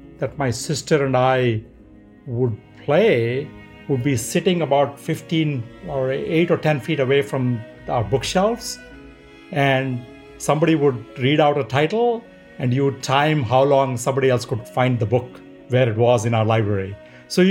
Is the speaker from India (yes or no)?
yes; Hyderabad, Telangana, India; moved away as an adult; now in United States; I was born in a city called Hyderabad in South India. It only has about 8 or 10 million people, but doesn't even make the top 5 cities in India right now. Grew up in a very middle-class family